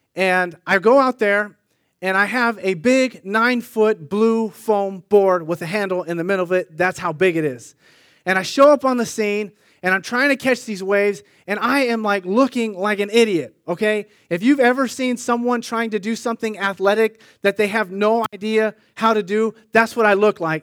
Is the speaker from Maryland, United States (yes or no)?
no; Sunnyvale, California, United States; My brother and I grew up in Sunnyvale